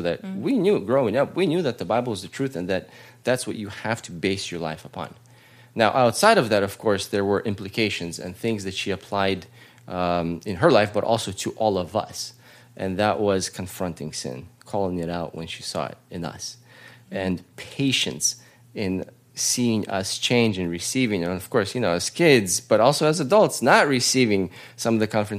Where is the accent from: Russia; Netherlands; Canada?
Russia; now in United States; We were part of the church growing up in Russia. We were part of the church growing up in America.